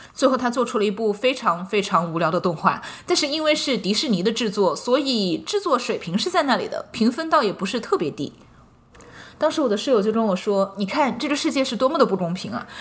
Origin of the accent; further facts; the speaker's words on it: China; now in United States; 这也是我们中国人在不断的碰壁中，不断的一次次的成长过程的兜头冷水中学会的一种生存智慧吧